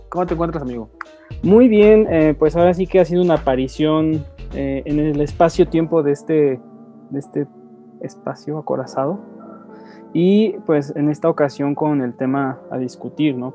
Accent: Mexico City, Mexico; como capitalinos, como ciudadanos, como mexicanos

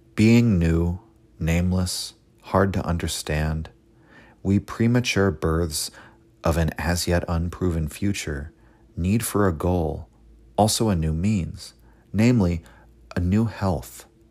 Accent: United States; as an American myself

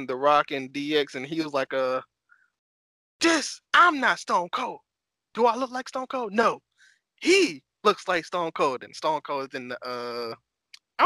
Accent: Jacksonville, Florida, United States; I am from Jacksonville.

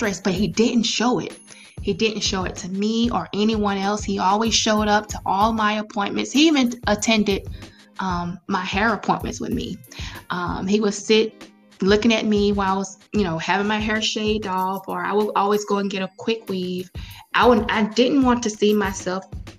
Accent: Florida, United States; now in Atlanta, United States; My husband and I, we're both from Florida. So all of our family is still in Florida

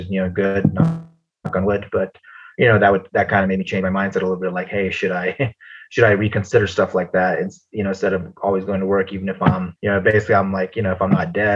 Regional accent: United States; I grew up in the States

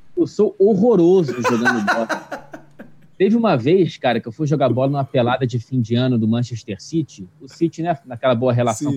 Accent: Brazil; also born or lived in Wichita, Kansas; no Brasil, eu e tu, a gente é branco

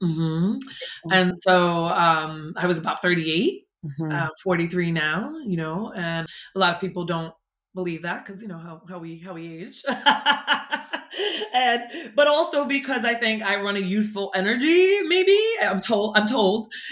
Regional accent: Jersey City, New Jersey, United States; also born or lived in San Francisco, California; I grew up in Hudson County in Jersey City, New Jersey.

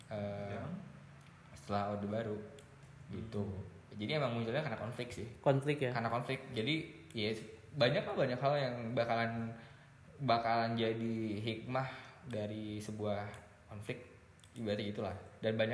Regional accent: Indonesia; born there; gue kan cuma lahir numpang di Indonesia gue kan cuma lahir kebetulan aja

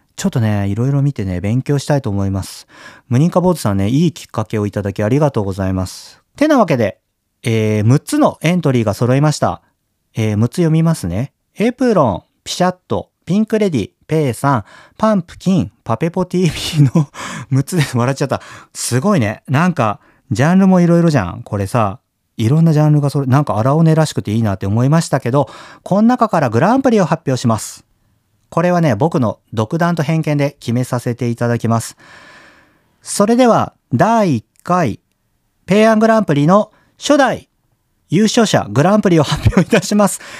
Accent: Kyushu, Japan; moved away; 僕さ、小さい頃は九州にいてね

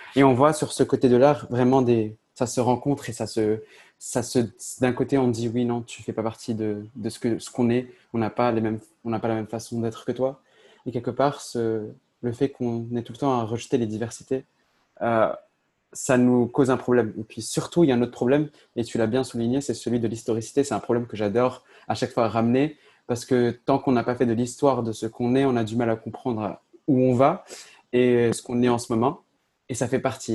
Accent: Agadir, Souss-Massa, Morocco; je viens de Agadir, donc Agadir, c'est une ville au sud du Maroc

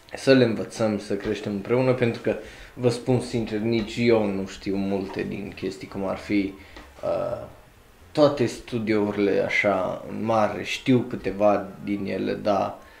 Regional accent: Romania; ca român

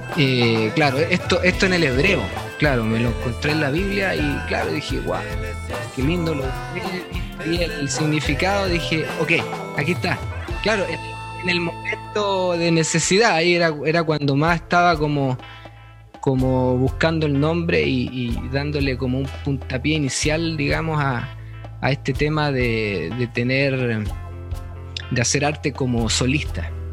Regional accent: Calama, Antofagasta, Chile; moved away as an adult; also born or lived in Chuquicamata; now in North Carolina, United States; Me crié en Calama, me crié en Calama hasta los, hasta los 18 años, de ahí salí a estudiar

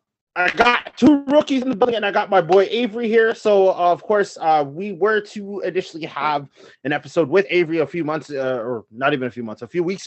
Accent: Toronto, Ontario, Canada; I am from Toronto.

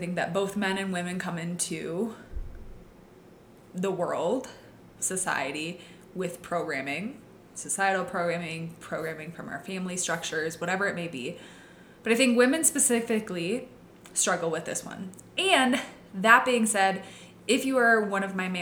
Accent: Midwest, United States; I grew up in the Midwest. I grew up in a very small town

